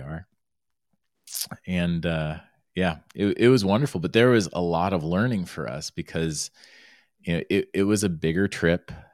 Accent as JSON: {"language": "English", "region": "Florida", "country": "United States", "tie": "born or raised there", "also_born_or_lived": "Arizona", "moved": "yes", "said": "I grew up in Florida, I was by the Everglades National Park"}